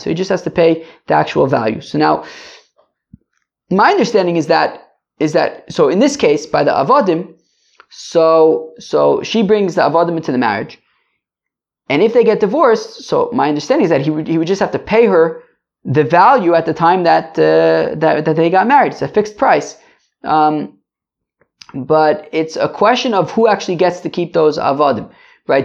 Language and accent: English; United States; I'm American